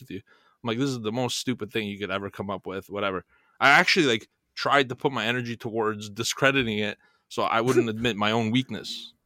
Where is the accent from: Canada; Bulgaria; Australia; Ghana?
Bulgaria; moved away; coming from Europe, and I'm from Bulgaria